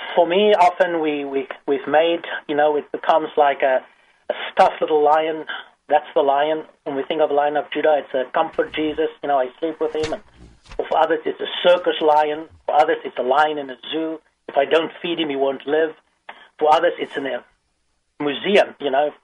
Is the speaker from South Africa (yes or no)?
yes; South Africa; now in United States; I grew up in South Africa. I'm African by birth, American by circumstances